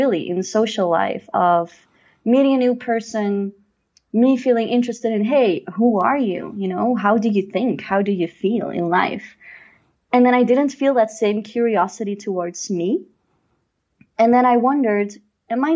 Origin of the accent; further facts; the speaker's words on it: Mechelen, Flanders, Belgium; moved away as an adult; also born or lived in Brussels; now in Cusco, Peru; I'm from Mechelen, which is a city in between Antwerp and Brussels.